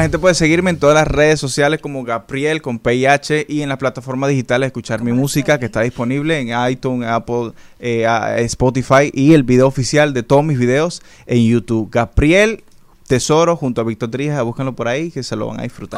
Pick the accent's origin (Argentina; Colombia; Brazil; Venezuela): Venezuela; now in Dominican Republic